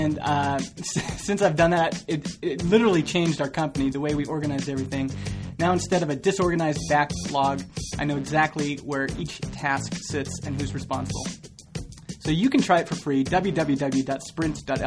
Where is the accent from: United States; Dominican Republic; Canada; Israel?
Canada; accent: Southern American accent plus like a Northern Canadian accent; because I'm Canadian. I'm born in Canada.